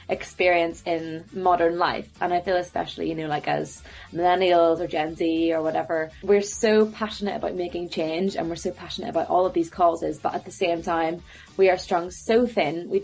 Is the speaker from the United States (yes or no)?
no; Belfast, Northern Ireland, United Kingdom; now in London, United Kingdom; I'm from Belfast, currently based over in London